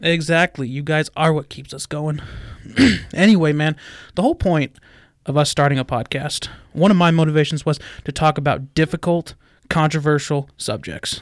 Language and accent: English; Albuquerque, New Mexico, United States; moved away; I was born in Albuquerque.